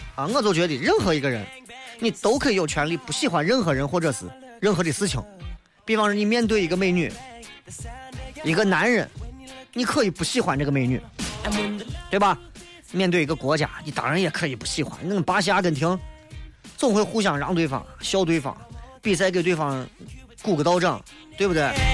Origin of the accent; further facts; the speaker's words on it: Xi'an, Shaanxi, China; 拿咱们陕西人来讲，拿西安人来讲，我们需要有更加向前看的理性态度